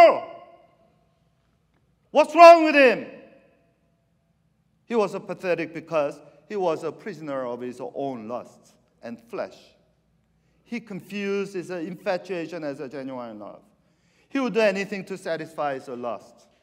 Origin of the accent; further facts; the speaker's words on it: Argentina; now in San Francisco Bay Area, United States; I'm from South America, you know. I went to high school in Argentina